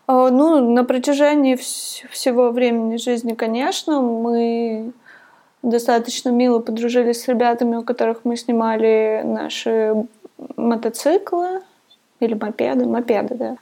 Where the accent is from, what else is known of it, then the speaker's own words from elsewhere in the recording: Divnogorsk, Krasnoyarsk Krai, Russia; moved away as an adult; now in Thailand; Я жила в Красноярске. Я родилась в Дальногорске. Это очень маленький город рядом с Красноярском.